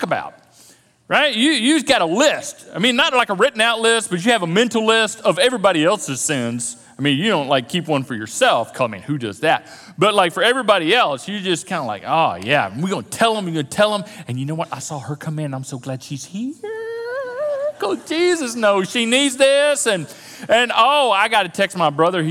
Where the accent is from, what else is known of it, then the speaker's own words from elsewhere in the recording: the South, United States; a Christian culture and religious culture growing up in the South